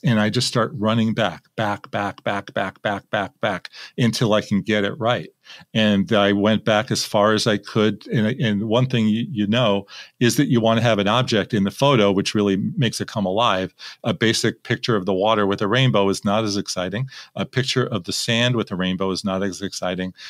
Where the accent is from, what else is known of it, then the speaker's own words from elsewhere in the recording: Manhattan Beach, California, United States; This is in Manhattan Beach, my hometown. This is where I live